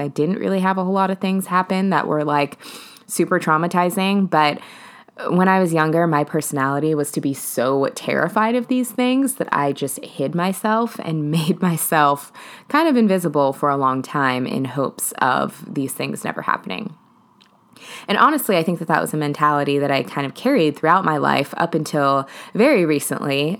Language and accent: English; Seattle, Washington, United States; I'm originally from Seattle.